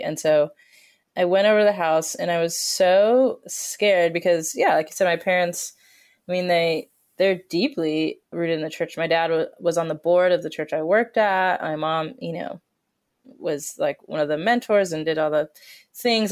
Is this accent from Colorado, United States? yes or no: yes; Colorado, United States; I grew up in Colorado, which is a place not known for its diversity